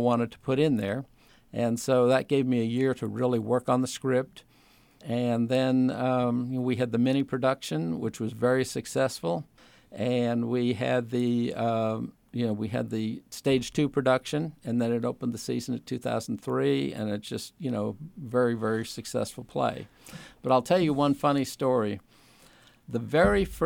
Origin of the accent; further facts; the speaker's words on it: Sturbridge, Massachusetts, United States; also born or lived in Winston-Salem, North Carolina; now in Virginia, United States; I grew up in Massachusetts.